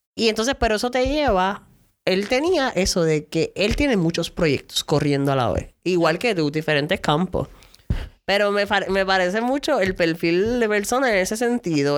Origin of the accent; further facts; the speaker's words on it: San Lorenzo, Puerto Rico; Vengo de San Lor del pueblo de San Lorenzo